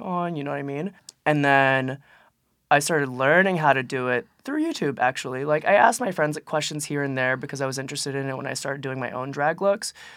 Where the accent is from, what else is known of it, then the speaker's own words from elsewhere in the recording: Philadelphia, Pennsylvania, United States; I'm from Philly